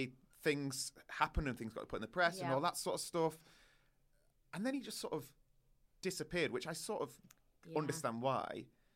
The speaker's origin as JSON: {"language": "English", "region": "the north of England", "country": "United Kingdom", "said": "We're from the North."}